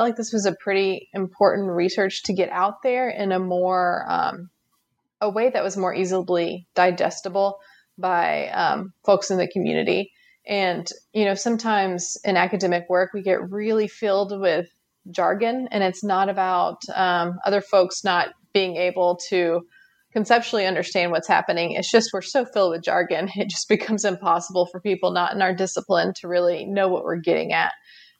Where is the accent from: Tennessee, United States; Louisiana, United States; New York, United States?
Tennessee, United States; East; also born or lived in Denver, Colorado; grew up in East Tennessee, have pretty strong family roots here